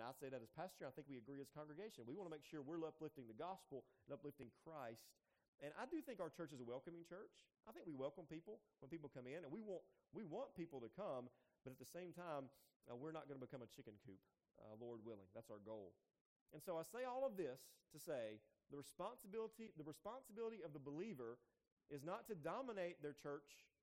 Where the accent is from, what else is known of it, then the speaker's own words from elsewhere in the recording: United States; I grew up in Jones County